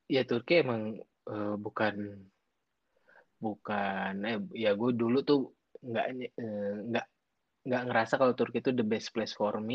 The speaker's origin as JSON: {"language": "Indonesian", "town": "Garut", "region": "West Java", "country": "Indonesia", "said": "SMP pun kan udah nggak di Garut. Gue orang Garut."}